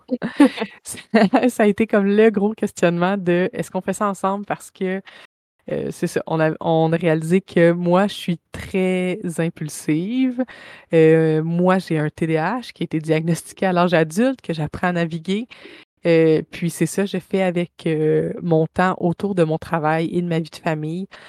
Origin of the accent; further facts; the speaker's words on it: Saint-Jean-sur-Richelieu, Quebec, Canada; now in Bromont, Canada; je viens de Saint-Jean-sur-Richelieu. Je suis à Bromont maintenant